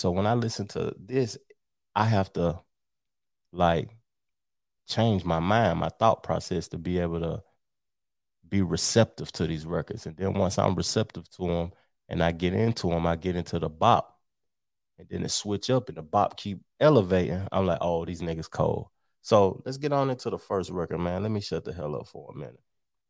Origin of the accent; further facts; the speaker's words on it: the South, United States; coming up in the South, see, I'm from the South